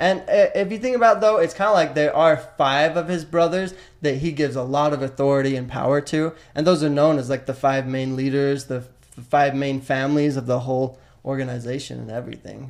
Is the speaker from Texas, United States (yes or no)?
no; West Valley City, Utah, United States; I grew up in West Valley City, right in right close to Salt Lake City in Utah